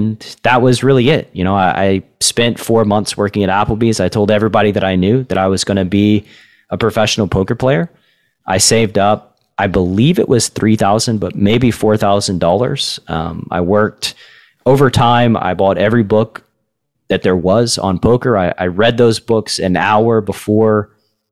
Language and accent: English; Tennessee, United States; moved away as an adult; my home state